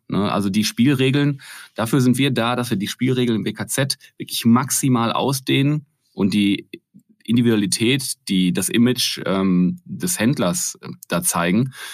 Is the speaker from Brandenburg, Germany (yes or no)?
no; Ruhr area, near Essen, North Rhine-Westphalia, Germany; dass Malte Krüger aus Essen kommt, und zwar der ist groß geworden, ich glaube, lass es wenn überhaupt zehn Kilometer von da sein, wo ich groß geworden bin